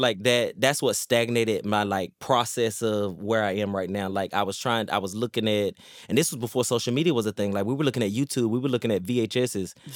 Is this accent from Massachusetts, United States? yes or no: no; Laurinburg, North Carolina, United States; Laurinburg, North Carolina